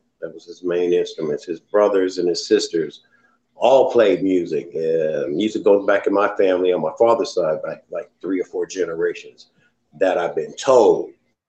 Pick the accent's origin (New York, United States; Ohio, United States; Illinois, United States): Ohio, United States; Dayton; also born or lived in Anchorage / Panama City; I was born in Anchorage, Alaska. but I grew up here in Dayton, Ohio, and down south in Panama City, back and forth, Panama City, Alabama, and here.